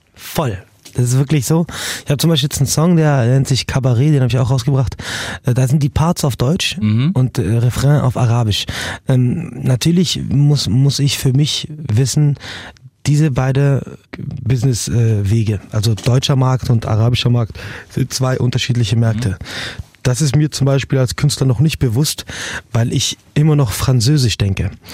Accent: Morocco; now in Germany; ich bin auch in Marokko aufgewachsen

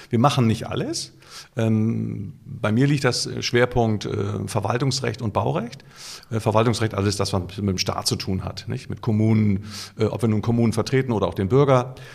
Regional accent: Hamburg, Germany; das ist in als Hamburger ist Vorname und äh, Sie eine Dienstbotenanrede.

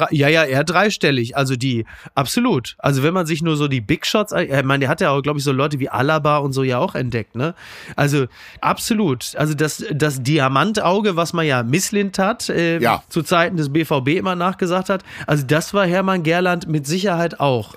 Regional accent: Kassel, Hesse, Germany; Ich komme aus Kassel Brauxel

